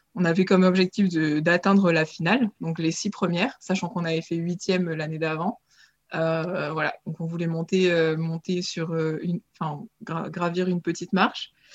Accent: Nice, Provence-Alpes-Côte d'Azur, France; je, suis originaire de Nice, euh, là où j'ai commencé l'aviron grâce à mon papa

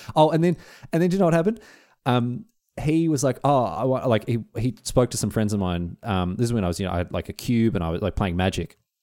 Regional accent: Australia; being Australian, when I was in England

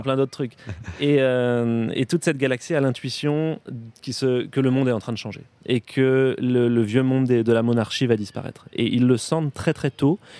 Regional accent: Brittany, France; je, suis, breton puisque je suis breton

